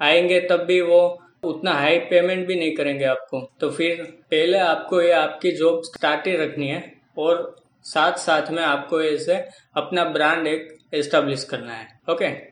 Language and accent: Hindi; Lucknow, Uttar Pradesh, India; और मैं लखनऊ का रहने वाला हूं और मैं मिडिल क्लास फैमिली से बिलोंग करता हूँ